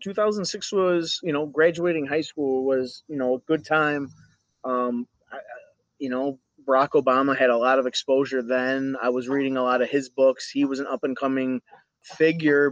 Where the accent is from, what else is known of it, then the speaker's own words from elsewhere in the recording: United States; we still keep the Assyrian background, but we're American.